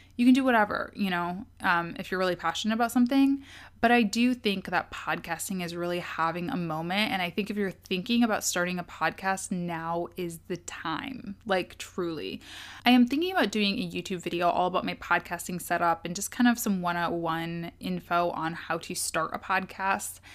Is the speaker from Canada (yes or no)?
no; Kalamazoo, Michigan, United States; moved away as an adult; also born or lived in Washington, D.C. / Ann Arbor, Michigan / Detroit, Michigan; am from Kalamazoo. Um, that's a town in Michigan